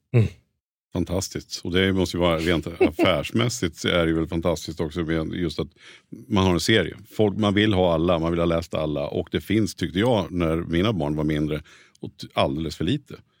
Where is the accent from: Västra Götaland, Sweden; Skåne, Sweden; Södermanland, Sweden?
Södermanland, Sweden; Nyköping; moved away as an adult; now in Stockholm, Sweden; jag är från Nyköping från början